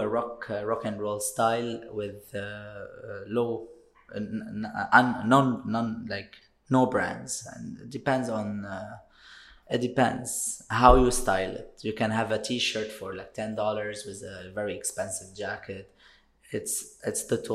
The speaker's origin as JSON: {"language": "English", "country": "Lebanon", "also_born_or_lived": "London", "moved": "as an adult", "lives_now": "Dubai, United Arab Emirates", "said": "I'm from Lebanon."}